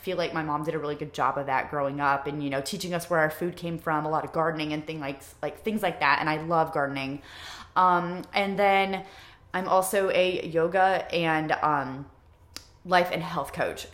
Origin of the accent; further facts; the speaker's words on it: Ohio, United States; moved away as an adult; now in Wilmington, United States; I'm from Ohio